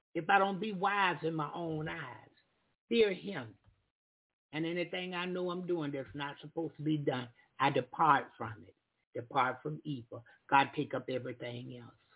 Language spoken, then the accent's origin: English; Florida, United States; I'm from the South. I'm from Florida in the United States of America. I'm from Florida